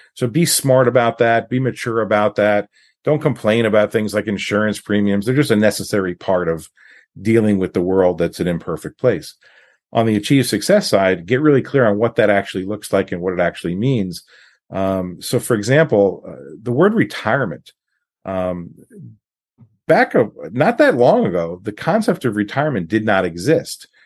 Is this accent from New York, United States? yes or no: yes; New York, United States; also born or lived in California; now in Washington State, United States; I grew up in New York, um, lived in California. I've been in Washington State for, for a long time